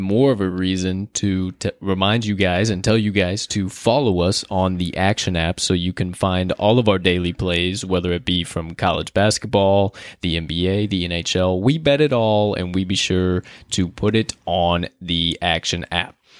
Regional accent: Chicago, Illinois, United States; we are from Chicago

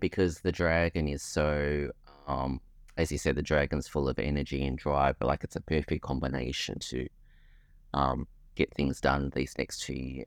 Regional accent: Australia; being Australian

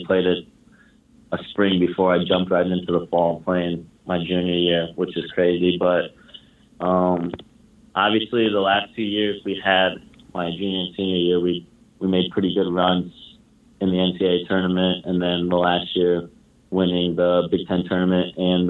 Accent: Indiana, United States; I'm from Indiana, just always wanted to stay close to home

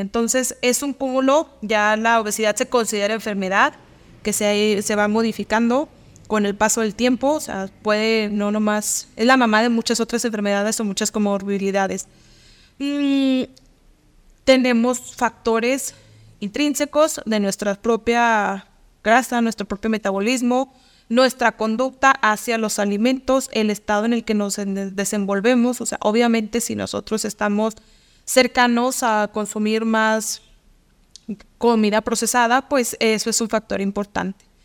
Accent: Mexico; como buenos mexicanos

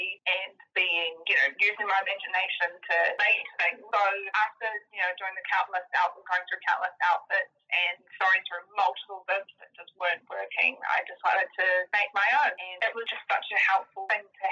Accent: Auckland, New Zealand; now in Tuakau, New Zealand; I grew up in East Auckland, in Howick

